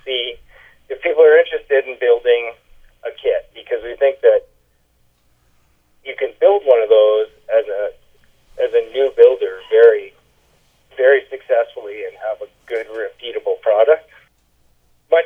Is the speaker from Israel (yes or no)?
no; Thunder Bay, Ontario, Canada; I grew up in Thunder Bay